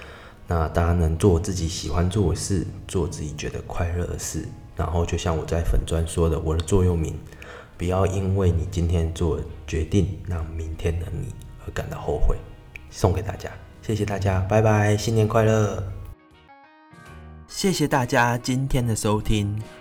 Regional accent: Tainan, Taiwan; 因为我就是台南人嘛，我很常去奇美博物馆。

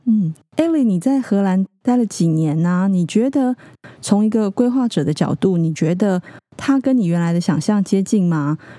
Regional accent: Keelung, Taiwan; 我是基隆人

